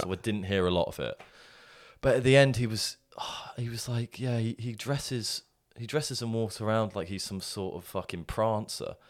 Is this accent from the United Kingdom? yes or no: yes; England, United Kingdom; an English man